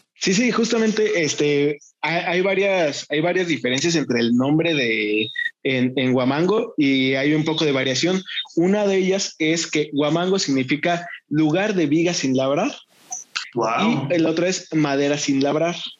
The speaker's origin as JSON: {"language": "Spanish", "town": "Acambay", "region": "State of Mexico", "country": "Mexico", "said": "yo también aquí soy de Endeje"}